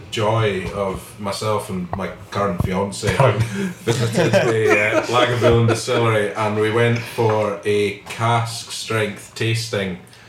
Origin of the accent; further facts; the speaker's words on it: Haddington, Scotland, United Kingdom; But I grew up in Harrington